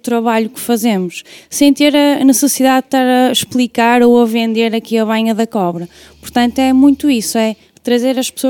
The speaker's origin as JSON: {"language": "Portuguese", "town": "Guimarães", "region": "Norte", "country": "Portugal", "said": "eu sou de Guimarães, portanto."}